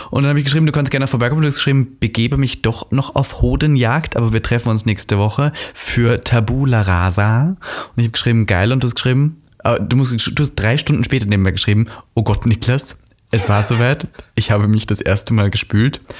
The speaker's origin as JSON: {"language": "German", "country": "Austria", "said": "Wir sind ja Österreicher, stimmt."}